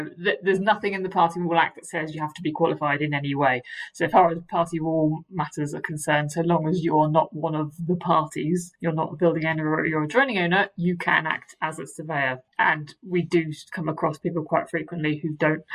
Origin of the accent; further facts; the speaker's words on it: Maidenhead, South East England, United Kingdom; also born or lived in Reading; So I'm from Berkshire originally. I went to school in Reading. I grew up in the Windsor-Maidenhead area